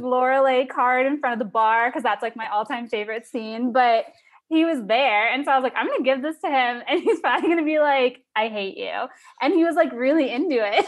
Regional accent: Sarasota, Florida, United States; now in Miami, United States; I'm from Sarasota, which is, like, a little bit, it's, like, three hours north on the Gulf Coast of Florida, but I moved to Miami for a job, like, two and a half years ago

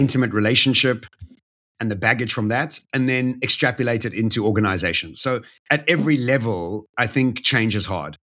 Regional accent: Bedfordview, Gauteng, South Africa; that's where I grew up

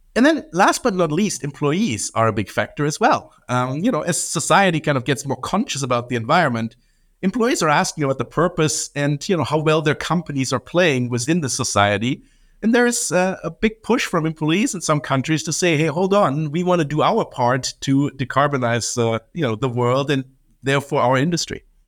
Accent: Germany; moved away as an adult; I grew up in Germany in an aviation family

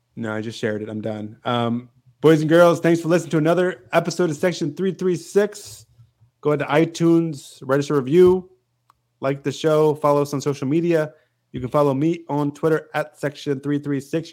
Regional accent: Macon, Georgia, United States; I flew out from Macon, my hometown here

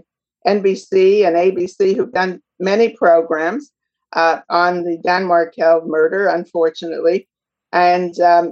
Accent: Montreal, Quebec, Canada; now in Toronto, Canada; So I'm a Canadian. I come from Montreal and I'm living today in Toronto

